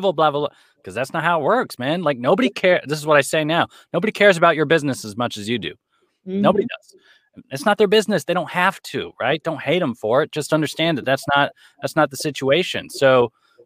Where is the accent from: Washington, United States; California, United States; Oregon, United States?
California, United States; Los Angeles; moved away as an adult; now in New York City, United States; born and raised in Los Angeles.